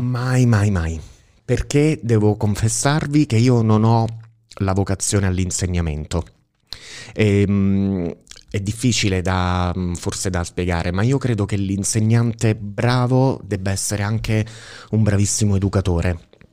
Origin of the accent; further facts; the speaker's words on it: Sala, Italy; moved away as an adult; io sono appunto originario di Sala e nella vita mi sono trasferito, sono andato via da Sala, avevo diciotto anni